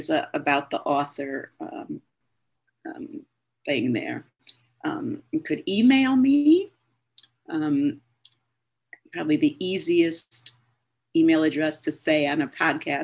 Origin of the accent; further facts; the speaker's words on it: Cleveland, Ohio, United States; I grew up in Cleveland, Ohio, in a suburb of Cleveland.